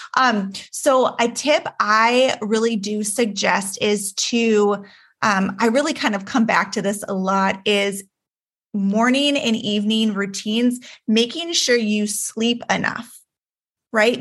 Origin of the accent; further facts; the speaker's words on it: Juneau, Alaska, United States; I was born and raised in Juneau, Alaska